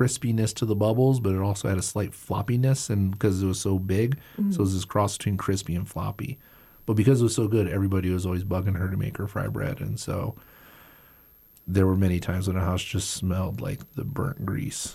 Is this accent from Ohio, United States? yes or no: no; Baltimore, Maryland, United States; now in New Mexico, United States; I grew up on the East Coast in Baltimore, Maryland